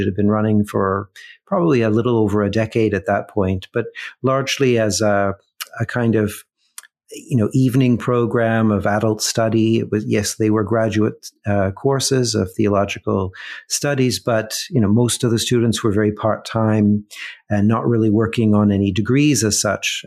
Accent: Mississauga, Ontario, Canada; I grew up in Mississauga

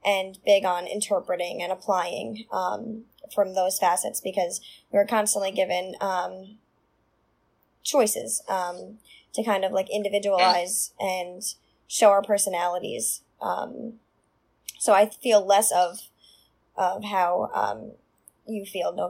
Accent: Long Island, New York, United States; where I grew up in Sable, which is like a very small town on the south shore of Long Island

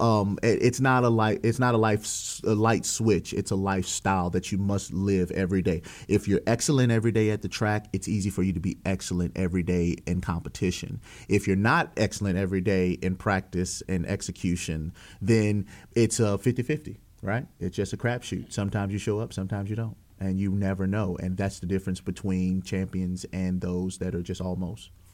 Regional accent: Walker, Louisiana, United States; I came from Walker High School

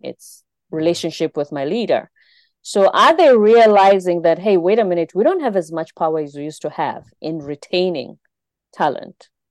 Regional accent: South Africa; my home country in South Africa

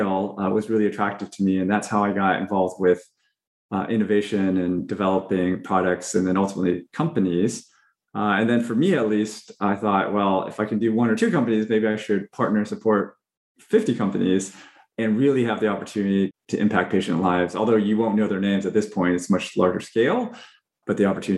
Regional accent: Fresno, California, United States; I grew up in Fresno, California, which is an agricultural community

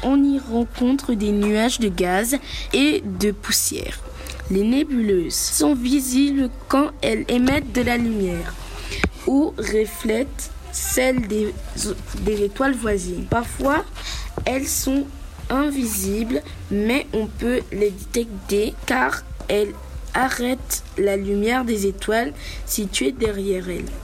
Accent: Corsica, France; Non, je viens de Corse.

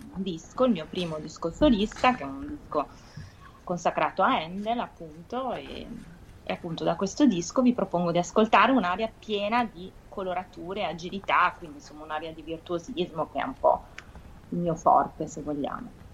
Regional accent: Piacenza, Emilia-Romagna, Italy; Io sono di Piacenza

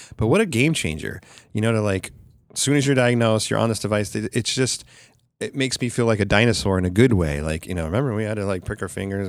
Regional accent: Sacramento, California, United States; this one in Sacramento, which is my hometown

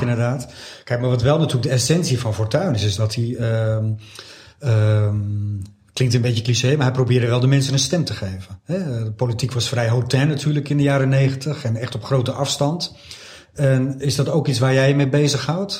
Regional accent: Beverwijk, North Holland, Netherlands; also born or lived in Wijk aan Zee; ik woon in Wijk en Zee. Ik kom uit Beverwijk.

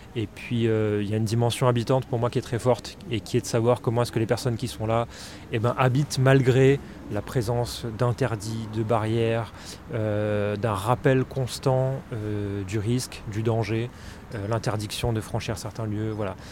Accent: Réunion; moved away; je suis de La Réunion, donc j'étais là-bas à ce moment-là

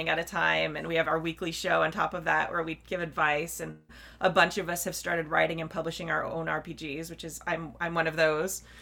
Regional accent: Southern California, United States; the Southern California Renaissance Fair was near my hometown

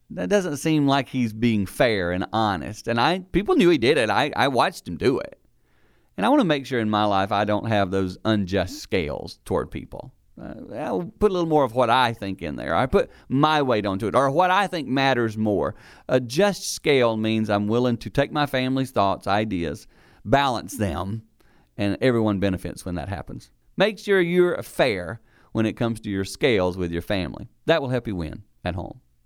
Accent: the Carolinas, United States; growing up in the Carolinas

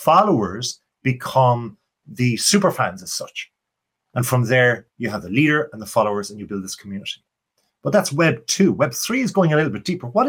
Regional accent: Ireland; accent: Irish; my Irish accent

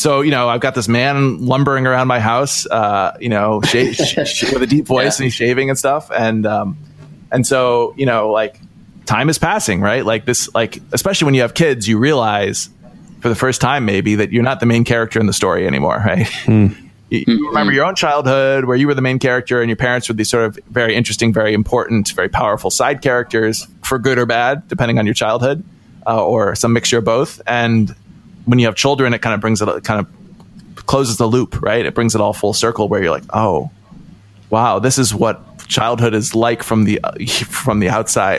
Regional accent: Ohio, United States; I grew up in Ohio, in kind of a, not even a small town setting, sort of a somewhat rural setting

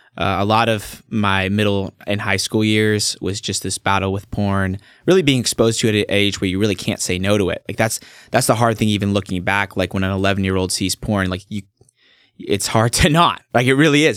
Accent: Staten, 15 miles east of Salem, Oregon, United States; I was born and raised in Staten, which is where I live now.

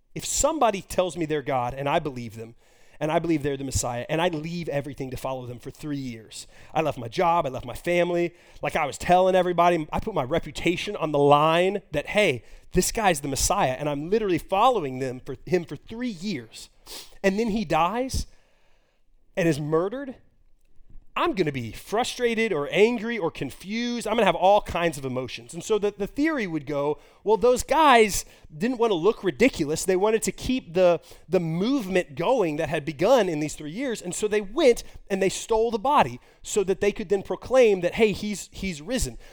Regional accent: Texas, United States; also born or lived in Moscow, Russia; I grew up in Texas, the Bible Belt

